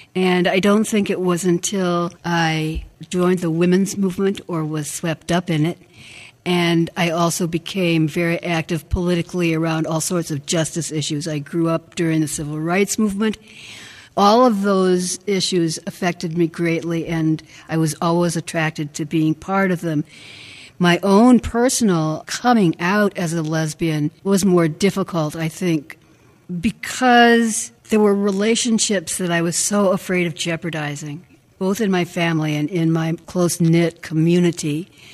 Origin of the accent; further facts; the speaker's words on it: Madison, Wisconsin, United States; I grew up in First Baptist Church in Madison, Wisconsin